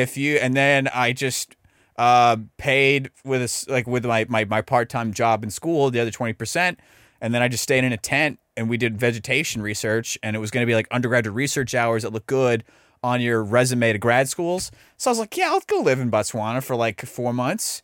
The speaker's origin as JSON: {"language": "English", "town": "Dallas", "region": "Texas", "country": "United States", "tie": "born or raised there", "also_born_or_lived": "Iowa / Uvalde", "said": "I'm born and raised in Dallas"}